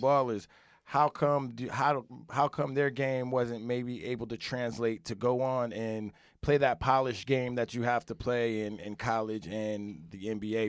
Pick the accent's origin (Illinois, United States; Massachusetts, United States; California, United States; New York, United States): New York, United States; upstate; I'm from New York, upstate a little bit, you know, grow up playing